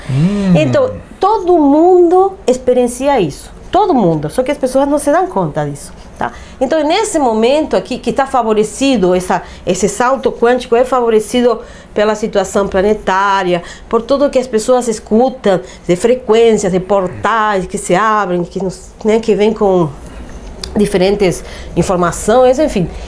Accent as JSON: {"language": "Portuguese", "country": "Uruguay", "tie": "born or raised there", "moved": "yes", "said": "nasci num país eh, laico"}